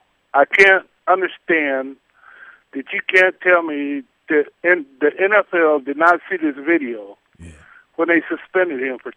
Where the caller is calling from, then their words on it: Minnesota, United States; I'm from Minnesota.